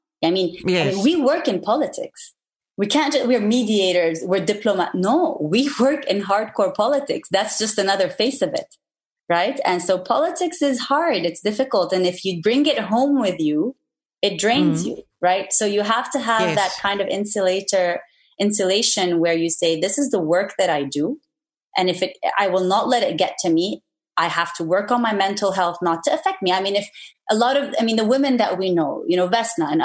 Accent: Lebanon; moved away as an adult; also born or lived in New York; born and raised in Lebanon

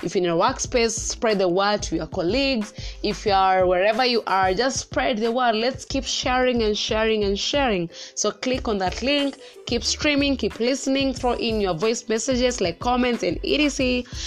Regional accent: Central Kenya, Kenya; I am from the central part of Kenya

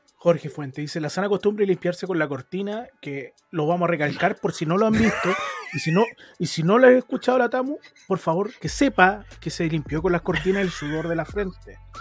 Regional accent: Chile; nosotros como chilenos

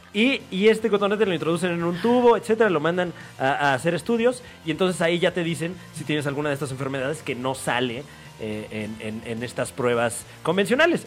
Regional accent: State of Mexico, Mexico; yo soy oriundo del Estado de México

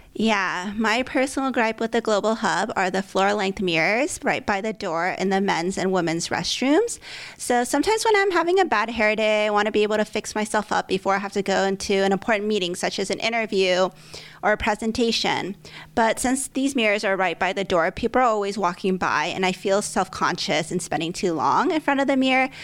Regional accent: California, United States; moved away; I grew up in California and lived in various cities across the states

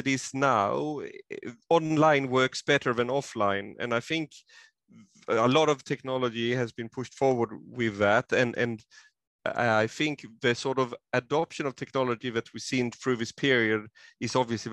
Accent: Sweden; now in Queensland, Australia; I am originally from Sweden, and I have still connections there

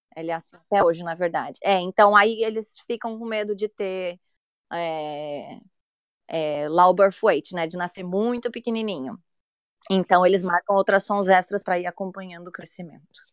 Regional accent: São Paulo, Brazil; moved away as an adult; now in England; eu sou de São Paulo, mas eu moro fora do país, vai fazer oito anos

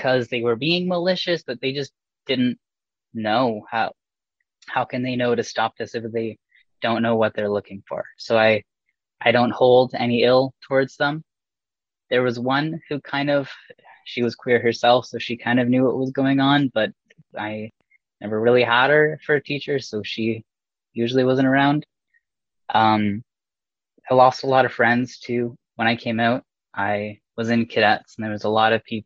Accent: Port Sydney, Ontario, Canada; growing up in Port Sydney, little blip of 800 people

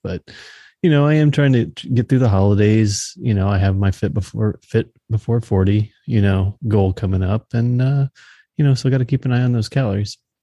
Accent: Texas, United States; now in Missouri, United States; growing up in Texas, we didn't, like, have fall

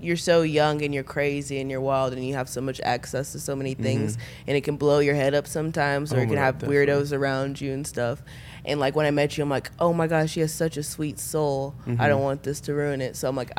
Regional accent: Dallas, Texas, United States; I am from Dallas.

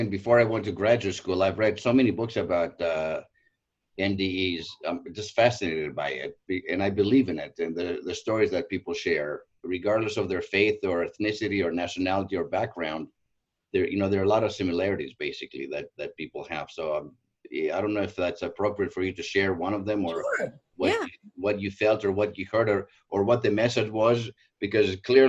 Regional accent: Southern California, United States; also born or lived in Greece; I'm from Greece, obviously. Grew up in Southern California on the water.

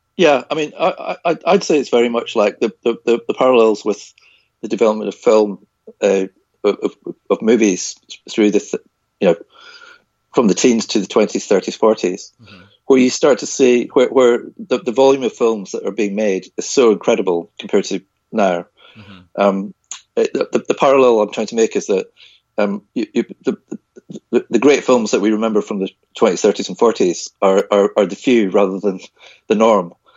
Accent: Isle of Skye, Hebrides, Scotland, United Kingdom; I was born and brought up on the Isle of Skye in the Hebrides in Scotland

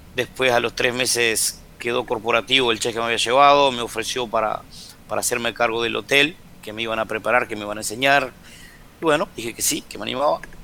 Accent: Argentina; moved away as an adult; also born or lived in Cuba / Dominican Republic; otro hotel más que se inauguraba acá en Termas y bueno, que es el que estoy ahora, me vine de nuevo porque mi tierra, tengo mi familia cerca

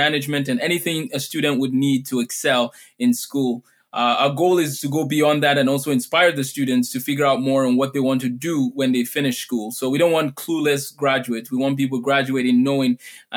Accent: Lagos, Nigeria; moved away; I grew up in Lagos, Nigeria. That's where I did my elementary school and my secondary school.

